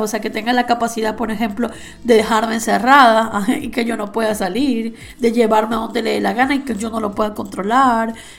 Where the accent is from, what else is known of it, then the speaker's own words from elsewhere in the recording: Venezuela; now in Spain; que venimos de Latinoamérica, estamos un poco acostumbrados al orgánico. O sea, en Venezuela tú ibas a la frutería